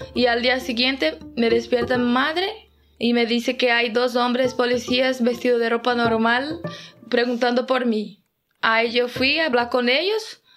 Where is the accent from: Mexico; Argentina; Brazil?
Brazil; Itapuranga, Goiás; now in Oviedo, Spain; soy de Itapuranga, Goiás y vivo en Oviedo, Asturias desde 2017.